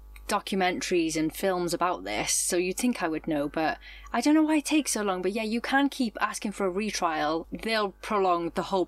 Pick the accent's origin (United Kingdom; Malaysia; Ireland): United Kingdom; being British